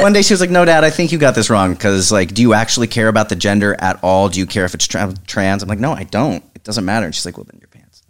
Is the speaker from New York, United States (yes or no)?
no; Oklahoma, United States; moved away as an adult; also born or lived in Evanston, Illinois; I'm from Oklahoma, so I suddenly went from small town to big city